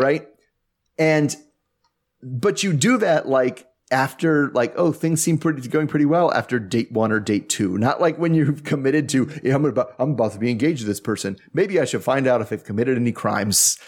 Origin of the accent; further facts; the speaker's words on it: United States; I'm from America